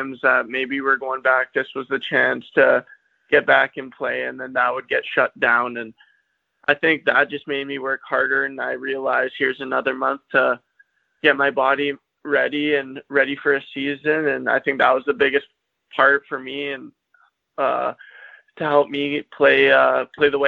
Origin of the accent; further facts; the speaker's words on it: Kelowna, British Columbia, Canada; I was born in Kelowna, BC, and I've lived here for the past 18 years